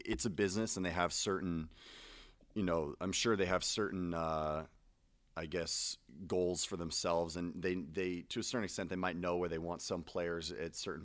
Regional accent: Santa Monica, California, United States; born or raised there

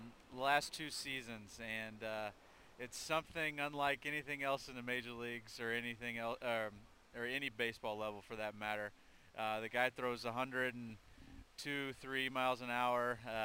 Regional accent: Midwest, United States; I think for me, growing up in the Midwest, I got a chance to watch a lot of Cardinals games.

